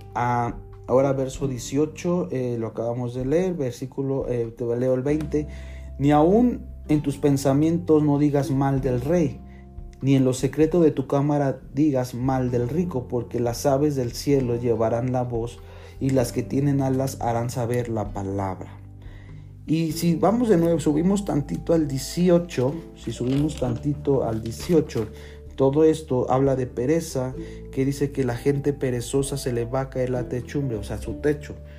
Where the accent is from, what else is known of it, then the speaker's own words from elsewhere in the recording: Mexico; Los que somos de México